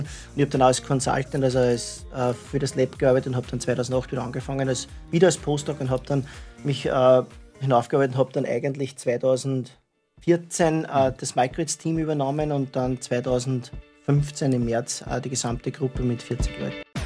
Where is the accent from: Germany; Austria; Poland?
Austria; Yspertal, Lower Austria; moved away as an adult; also born or lived in California; ich bin in Ispertal geboren. Ja. Bin jetzt wohnhaft in Hof am Brill